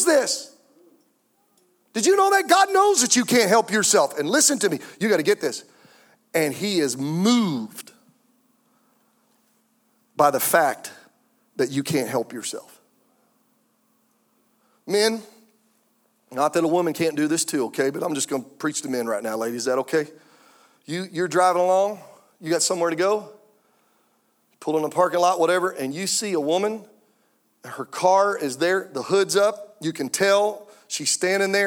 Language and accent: English; Anderson, South Carolina, United States; we're from Anderson, South Carolina